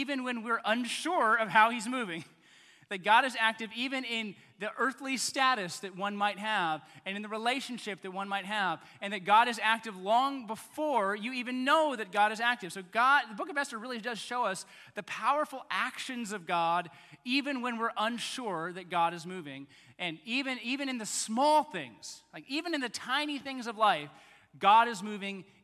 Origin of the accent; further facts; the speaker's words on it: Texas, United States; moved away; also born or lived in Baton Rouge, Louisiana; I'm kind of from Texas